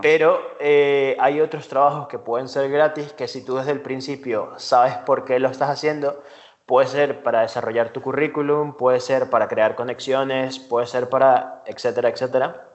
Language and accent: Spanish; Venezuela; moved away as an adult; now in Spain; soy venezolano, ahora llevo tres años aquí en España